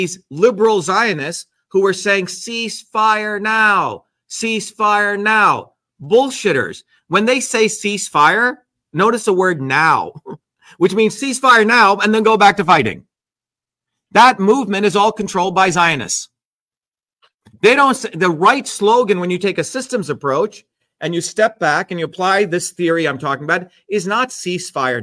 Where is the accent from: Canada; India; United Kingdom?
India; I'm Indian